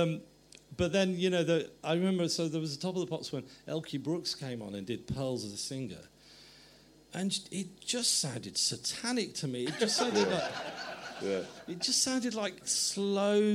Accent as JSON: {"language": "English", "region": "England", "country": "United Kingdom", "said": "I was starting to see myself as English"}